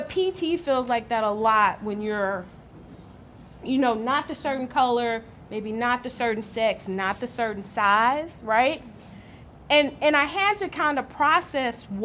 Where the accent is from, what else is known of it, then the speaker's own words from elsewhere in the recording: Arkansas, United States; I grew up in Arkansas